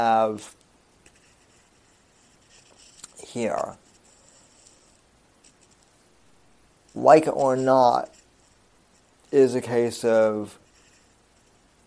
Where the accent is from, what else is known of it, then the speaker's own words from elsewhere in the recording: Colorado, United States; the Aurora movie theater shooting, which happened in my home state